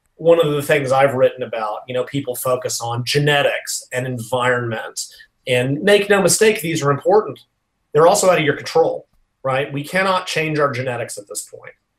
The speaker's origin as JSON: {"language": "English", "town": "Nashville", "region": "Tennessee", "country": "United States", "tie": "born or raised there", "said": "in Nashville, which is my hometown."}